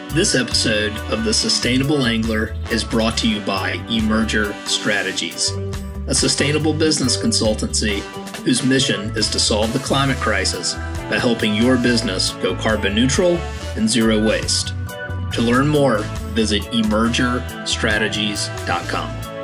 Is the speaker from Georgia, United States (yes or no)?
yes; Savannah, Georgia, United States; moved away as an adult; also born or lived in the American West; was born and raised in Savannah, Georgia